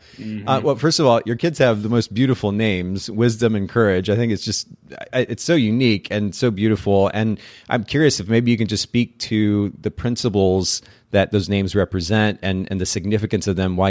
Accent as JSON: {"language": "English", "country": "Japan", "tie": "born or raised there", "said": "It carries a certain color that reminds me of the Japanese language. I grew up in Japan"}